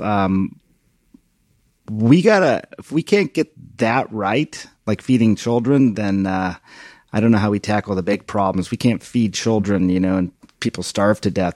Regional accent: India; now in United States; my home country of one point two billion people

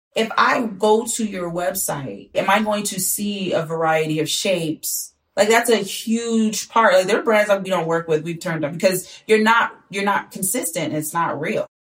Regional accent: Clarksdale, Mississippi, United States; moved away; growing up, 'cause I'm from Clarksville, Mississippi

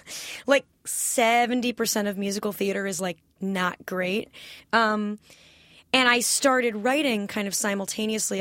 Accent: California, United States; also born or lived in New York; I grew up in California, went to public high school here

